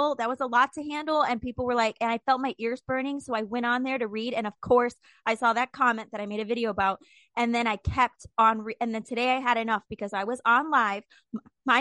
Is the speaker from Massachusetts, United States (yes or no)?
no; Indiana, United States; I'm from Indiana